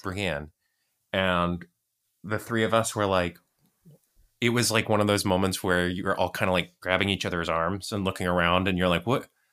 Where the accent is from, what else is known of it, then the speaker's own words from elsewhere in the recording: United States; I'm American